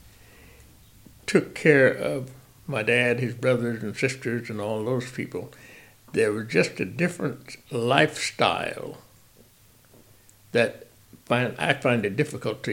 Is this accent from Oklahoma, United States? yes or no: no; Independence, Kansas, United States; we grew up in Independence, Kansas